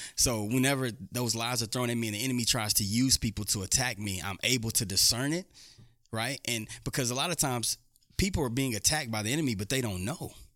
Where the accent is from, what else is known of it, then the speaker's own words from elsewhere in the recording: Houston, Texas, United States; moved away as an adult; now in Dodge City, United States; Houston, Texas native